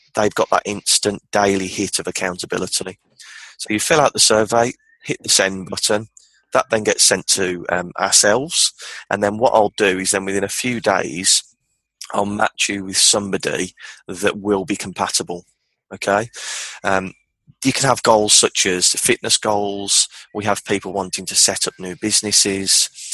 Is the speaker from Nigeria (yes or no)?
no; Birmingham, West Midlands, United Kingdom; I'm from Birmingham, the Midlands of the of England, in the UK